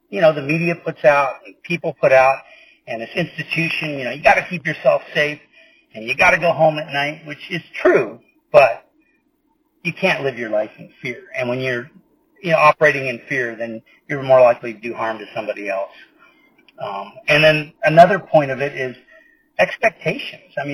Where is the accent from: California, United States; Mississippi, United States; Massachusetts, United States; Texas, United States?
California, United States; I mean, of course, we're from California. I mean, there's incidents out here